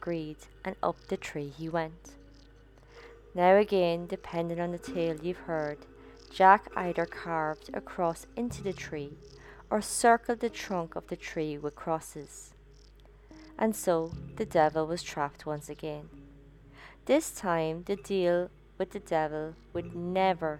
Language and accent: English; Ireland; my home country, the Green Isle of Ireland.